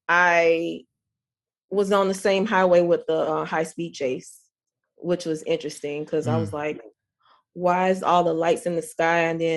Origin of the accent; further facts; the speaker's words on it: the South, United States; even though I grew up in the South, I felt like I grew up here, like mentally, spiritually.